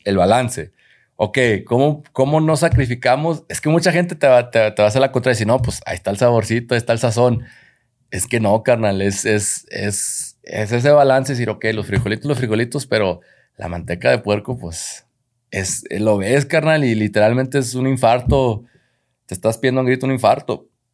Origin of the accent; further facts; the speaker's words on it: Mexico; en nuestra cultura como mexicanos hay muchas cosas muy, muy lindas de nuestra cultura